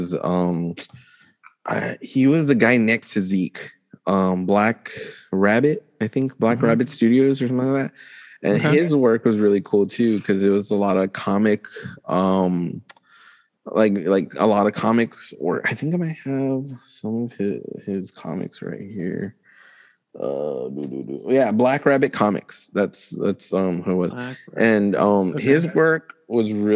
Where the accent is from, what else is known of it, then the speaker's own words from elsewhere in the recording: El Paso, Texas, United States; my hometown area of El Paso